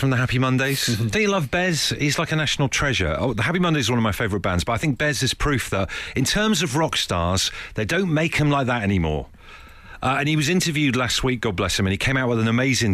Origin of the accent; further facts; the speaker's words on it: Torbay, South West England, United Kingdom; I grew up in Torbay